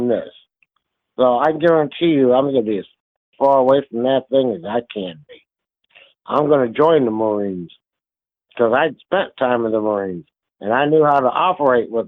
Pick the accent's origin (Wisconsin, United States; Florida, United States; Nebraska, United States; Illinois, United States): Illinois, United States; Kankakee; moved away as an adult; also born or lived in Indiana; I grew up in the Midwest, just south of Chicago, in a town called Kankakee, Illinois